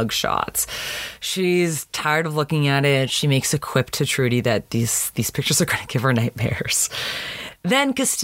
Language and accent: English; Canada; now in United States; growing up in Canada